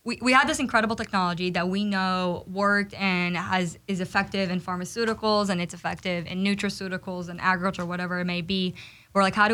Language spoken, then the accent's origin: English; Israel; also born or lived in Midwest, United States / South, United States; now in California, United States; I grew up in Israel